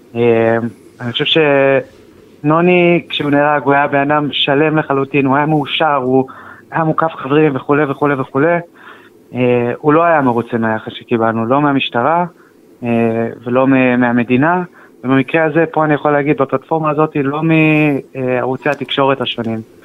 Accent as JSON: {"language": "Hebrew", "town": "Kadima", "region": "Central District", "country": "Israel", "said": "אנחנו מקדימה, בשרון"}